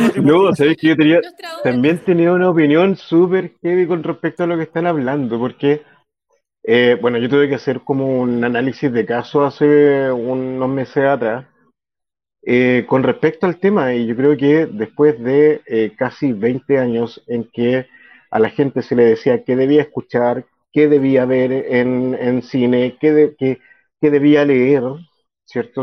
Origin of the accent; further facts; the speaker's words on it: Chile; somos como chilenos